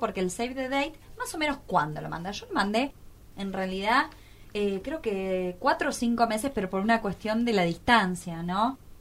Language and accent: Spanish; Córdoba, Argentina; moved away; como yo soy cordobesa